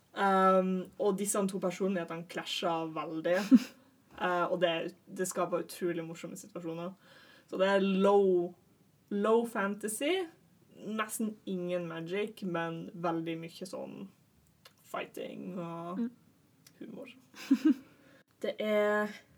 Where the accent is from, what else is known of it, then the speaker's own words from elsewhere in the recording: Northern Norway, Norway; now in Oslo, Norway; Jeg er en nordlending som har klart å forvirre meg ned til Oslo